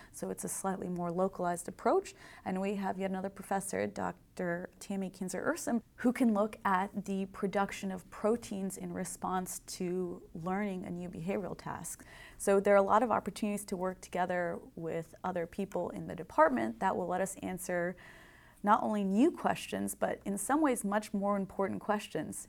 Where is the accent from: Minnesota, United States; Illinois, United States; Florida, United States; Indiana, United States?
Indiana, United States; also born or lived in Berkeley, California; I grew up in Indiana, and like all good Hoosiers who want to become engineers, I came to Purdue